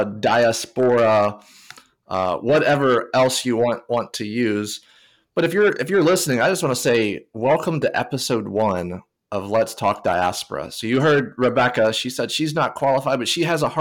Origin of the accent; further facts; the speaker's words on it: Tennessee, United States; I grew up in Tennessee, so not necessarily a diaspora setting